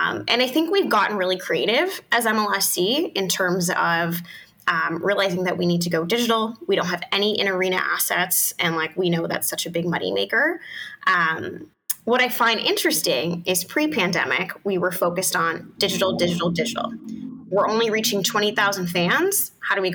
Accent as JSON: {"language": "English", "country": "Canada", "said": "we're Canadian"}